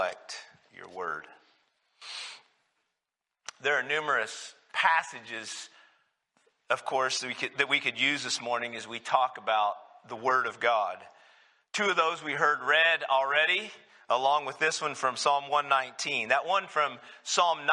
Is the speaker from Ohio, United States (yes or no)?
no; New Mexico, United States; moved away; when I grew up, the church I grew up in down in New Mexico